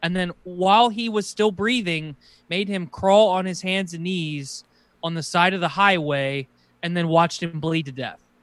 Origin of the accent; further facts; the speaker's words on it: United States; as an American